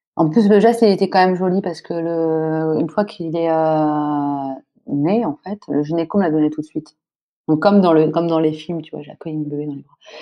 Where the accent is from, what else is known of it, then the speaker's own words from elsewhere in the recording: France; also born or lived in Senegal; moi, je suis française